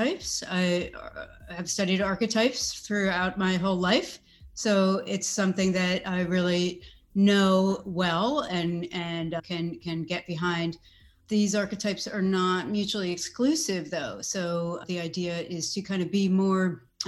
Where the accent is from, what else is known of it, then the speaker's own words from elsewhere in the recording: New York City, New York, United States; I grew up on the East Coast in New York City